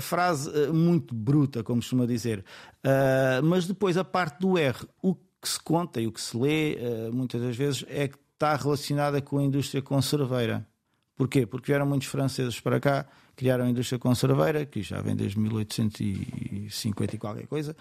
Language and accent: Portuguese; Setúbal, Portugal